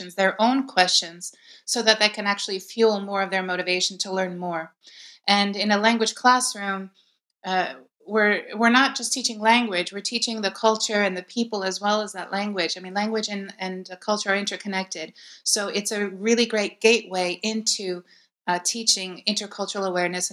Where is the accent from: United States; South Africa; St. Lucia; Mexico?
United States; Baltimore, Maryland; moved away as an adult; now in Athens, Greece; I am originally from Baltimore, Maryland. That's where I grew up, and I was born and raised there